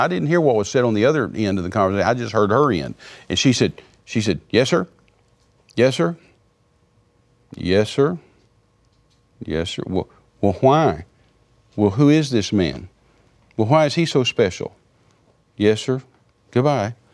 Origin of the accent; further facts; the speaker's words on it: Texas, United States; I'm a Texan